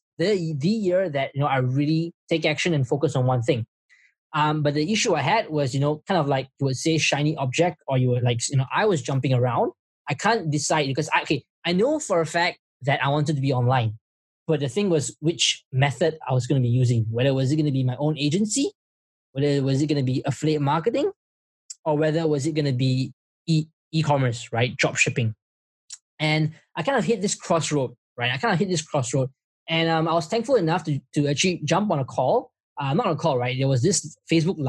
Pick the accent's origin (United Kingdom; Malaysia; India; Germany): Malaysia; now in Singapore; I'm from Malaysia, but I'm working in Singapore.